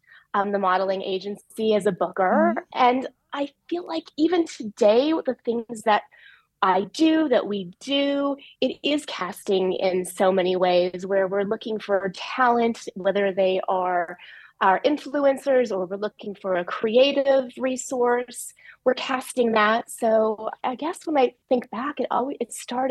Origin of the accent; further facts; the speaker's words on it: Los Angeles, California, United States; I grew up in Los Angeles